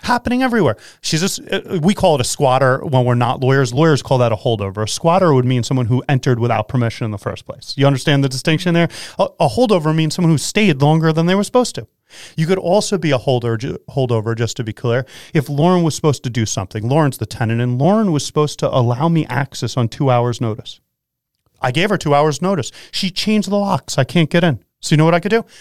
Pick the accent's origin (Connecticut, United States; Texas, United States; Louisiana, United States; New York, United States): New York, United States; I am a New Yorker